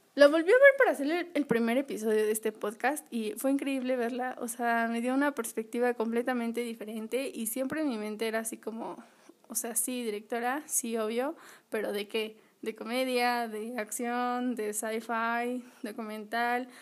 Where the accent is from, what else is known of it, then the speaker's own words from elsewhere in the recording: Acapulco, Guerrero, Mexico; yo nací en Acapulco